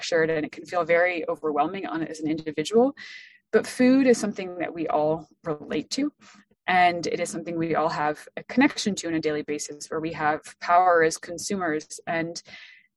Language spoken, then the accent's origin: English; France; moved away; I was born and raised in France. So my father is an Ohioan. I am not